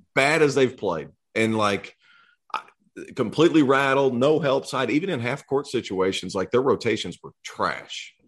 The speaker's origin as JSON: {"language": "English", "region": "East Tennessee", "country": "United States", "said": "I'm from, I'm from East Tennessee"}